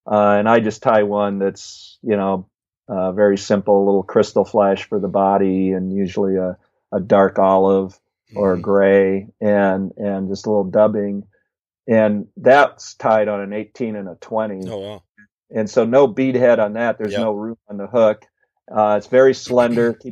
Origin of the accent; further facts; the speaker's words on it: Midwest, United States; I grew up in the Midwest, but you know, all my fishing has been primarily West.